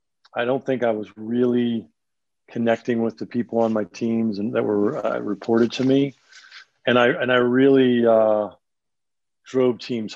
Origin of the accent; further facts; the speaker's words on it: Northeast, United States; And you know, growing up in the Northeast, I really didn't have a lot of familiarity with tornadoes.